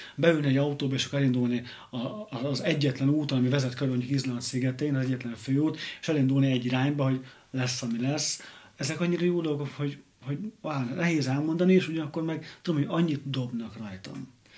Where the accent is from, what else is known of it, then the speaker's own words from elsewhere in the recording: Hungary; moved away as an adult; also born or lived in London; én kisvárosból származok